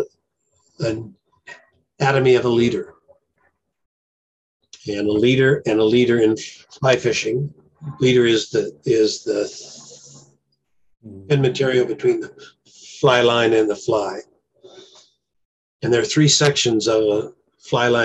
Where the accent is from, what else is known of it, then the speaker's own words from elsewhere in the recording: Myrtle Creek, Oregon, United States; also born or lived in Roseburg, Oregon; I was born in Oregon, right near a small stream, and we used to fish as kids, and my dad fished and my brothers fished, so I kind of grew up with it.